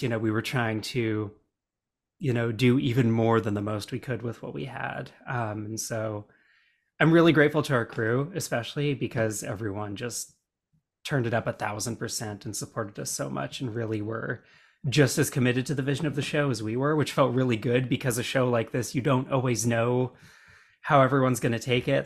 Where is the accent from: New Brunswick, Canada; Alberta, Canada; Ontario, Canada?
Alberta, Canada; when I was growing up in Alberta